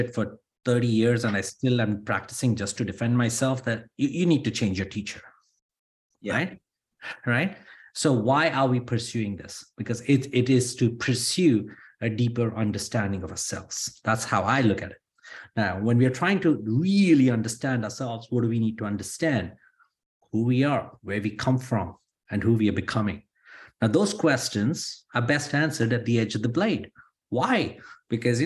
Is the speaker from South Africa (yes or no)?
no; India; now in United States; I'm Indian. And look at me, I'm also an American.